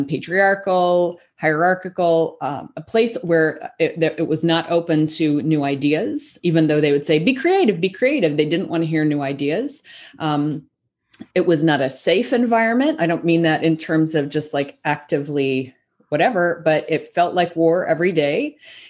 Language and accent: English; the South, United States; when I was growing up in the South